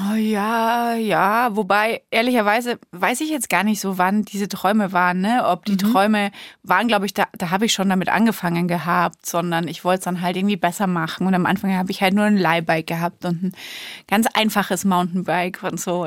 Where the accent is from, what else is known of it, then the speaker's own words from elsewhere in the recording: Bamberg, Bavaria, Germany; moved away; ich bin ja in Bamberg aufgewachsen